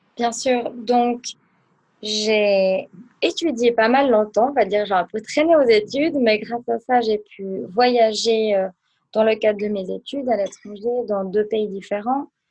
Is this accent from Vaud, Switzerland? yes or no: yes; Aubonne, Vaud, Switzerland; also born or lived in Biel/Bienne / Lucerne; je viens d'Aubonne du canton de Vaud